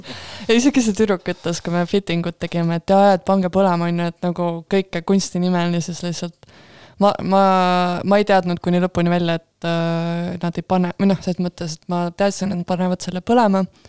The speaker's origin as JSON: {"language": "Estonian", "country": "Estonia", "said": "me oleme suht eestlased tagasihoidlikud"}